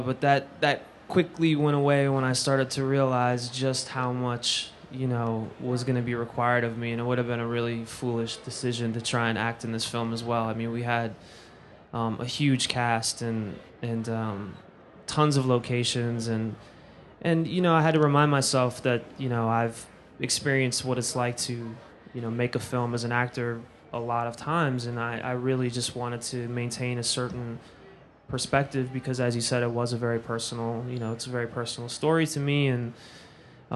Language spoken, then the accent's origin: English; Philadelphia, Pennsylvania, United States; moved away; It's my hometown